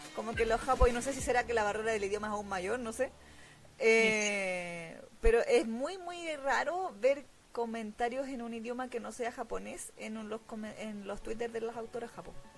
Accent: Chile; now in Santiago, Chile; soy de Chile

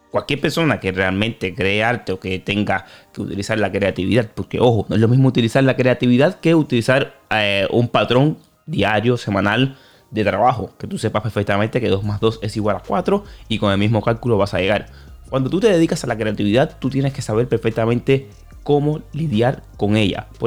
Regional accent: Dominican Republic; Porque yo soy cantante y a veces dudo mucho porque soy dominicano y aquí lo que más se consume es el dembow.

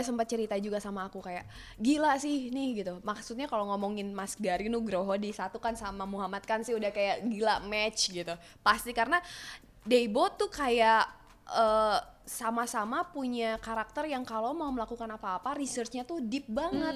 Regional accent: Sunda, Indonesia; saya orang Sunda

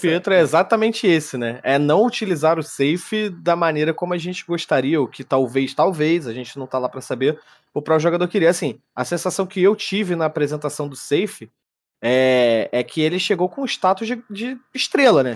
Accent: Brazil; eu sou brasileiro

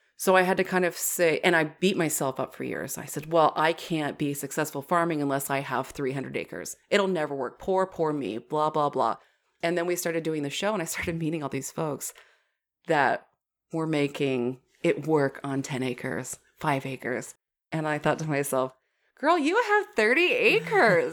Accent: Washington, United States; moved away; my home state of Washington

